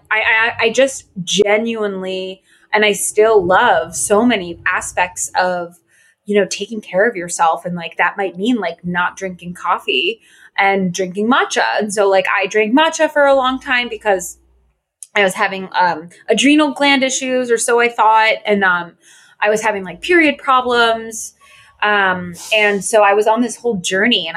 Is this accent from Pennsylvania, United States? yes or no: no; Connecticut, United States; also born or lived in Los Angeles; now in Brooklyn, United States; I am from Connecticut. I currently live in Brooklyn.